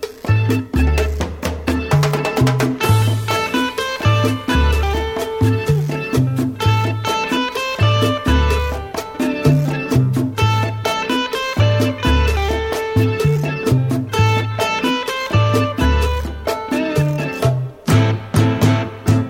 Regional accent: New Orleans, Louisiana, United States; first language English; we're from New Orleans.

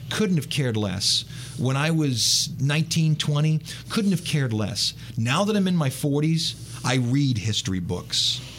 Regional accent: Cleveland, Ohio, United States; now in Louisiana, United States; My whole life, I knew they were coming to my hometown of Cleveland.

